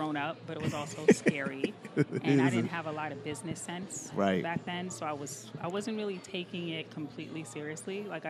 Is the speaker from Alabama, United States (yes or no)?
no; New Jersey, United States; I grew up in Jersey.